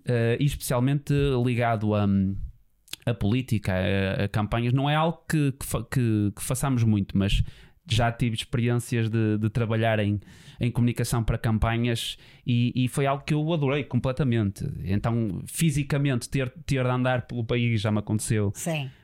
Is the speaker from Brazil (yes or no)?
no; Póvoa de Varzim, Norte, Portugal; a minha família também é de lá, mas eu nasci na Póvoa, uh, os meus pais vieram para a Póvoa e portanto eu chamo, intitulo-me Poveiro, muito com muito orgulho